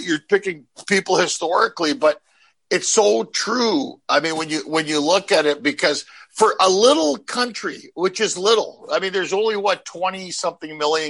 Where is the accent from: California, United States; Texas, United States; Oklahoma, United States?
Oklahoma, United States; Tulsa; I'm from Tulsa, Oklahoma.